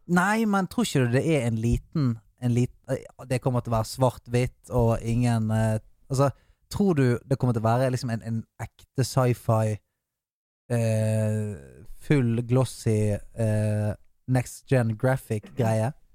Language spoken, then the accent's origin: Norwegian; Bergen, Vestland, Norway; jeg er bergenser